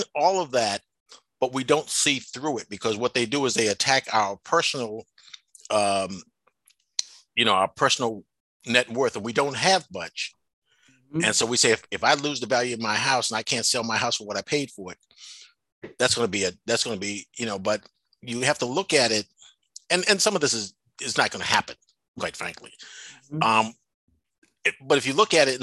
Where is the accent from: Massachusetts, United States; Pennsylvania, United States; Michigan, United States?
Massachusetts, United States; Boston; moved away as an adult; now in Chicago, United States; I grew up in Boston. I was in Boston. I came to Chicago when I was 43 years old